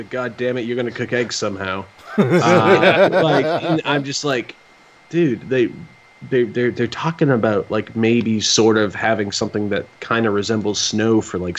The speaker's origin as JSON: {"language": "English", "region": "Massachusetts", "country": "United States", "moved": "yes", "lives_now": "Atlanta, United States", "said": "I'm from Massachusetts, but I live in Atlanta"}